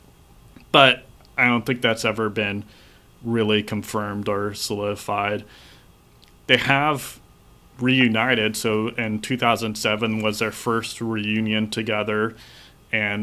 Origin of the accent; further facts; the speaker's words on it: Orange County, California, United States; especially since we're all originally from Orange County